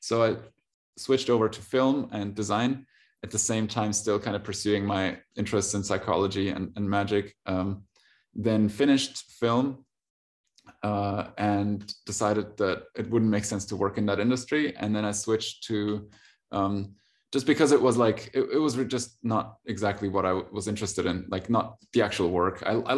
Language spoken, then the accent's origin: English; Germany; also born or lived in Russia; I'm from Russia. So I was born in Russia and moved to Germany when I was about six, and then went to school, uni, basically German socialized.